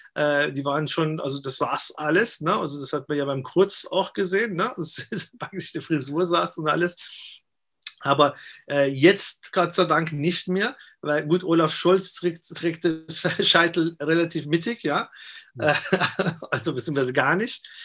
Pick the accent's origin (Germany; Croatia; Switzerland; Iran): Iran; moved away; also born or lived in Austria; ich komme ja aus dem Iran und ich bin ja äh, damals, äh, was Iran-Irak-Krieg war, geflüchtet und bin dann nach, nach Österreich erstmal